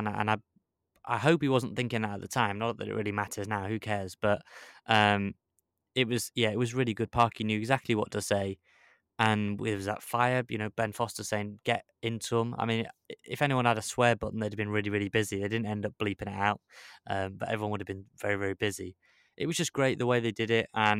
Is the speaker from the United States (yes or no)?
no; Wrexham, Wales, United Kingdom; It was just about everything that comes with living and growing up in Wrexham and struggle